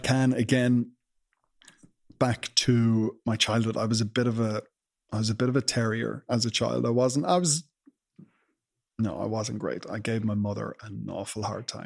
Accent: Ireland; as Irish people

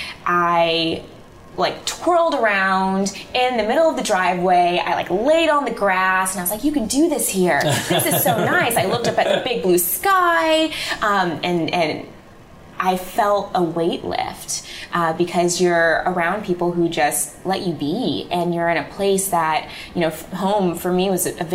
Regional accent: Illinois, United States; moved away as an adult; also born or lived in Manhattan, New York; now in New York, United States; I'm from Illinois. I'm from the Midwest. And so my mom and my dad and my brother are there

